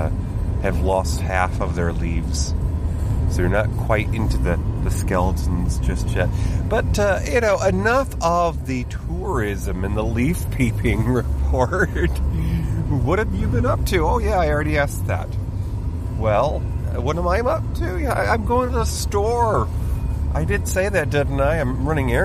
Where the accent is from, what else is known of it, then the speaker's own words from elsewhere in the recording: New York, United States; I am from New York State.